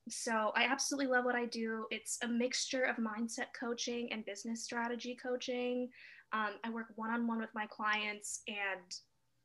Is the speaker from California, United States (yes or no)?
yes; Los Angeles, California, United States; moved away as an adult; also born or lived in Montreal, Canada; I was born and raised in Los Angeles.